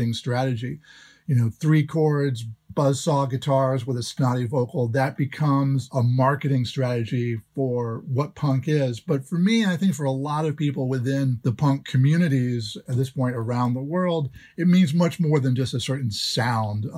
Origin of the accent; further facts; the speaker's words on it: Jacksonville, Florida, United States; my hometown, which was Jacksonville, Florida